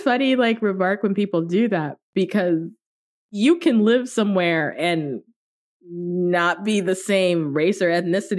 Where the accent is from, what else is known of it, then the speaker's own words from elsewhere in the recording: Richmond, Virginia, United States; also born or lived in Washington, D.C.; And I was too lazy to say Richmond, Virginia, because if you're not American, Yeah. It doesn't mean anything to you. So I would say where I was born, which is D.C., Washington, D.C.